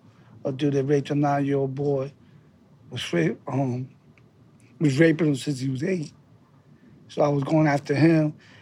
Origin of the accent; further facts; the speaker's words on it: New York City, New York, United States; I'm from the Lower East Side.